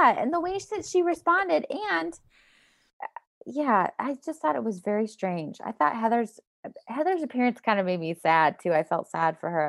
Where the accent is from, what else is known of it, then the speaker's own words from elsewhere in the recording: Denver, Colorado, United States; moved away; also born or lived in Toronto; I grew up in Colorado and Denver